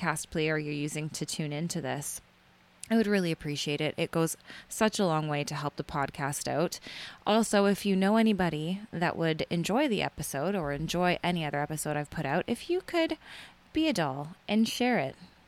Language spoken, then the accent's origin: English; Canada; I'm Canadian